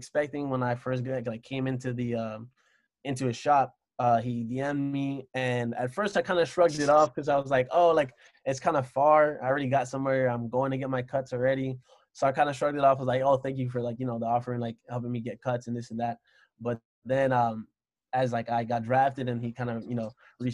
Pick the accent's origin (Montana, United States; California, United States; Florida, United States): Florida, United States; Miami; moved away as an adult; also born or lived in Orlando, Florida; now in Columbus, United States; I'm coming from Miami, Florida, living in Orlando to go to Ohio